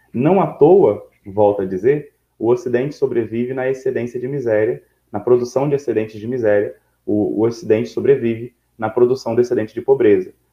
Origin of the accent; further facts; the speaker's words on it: Brazil; eu e você somos brasileiros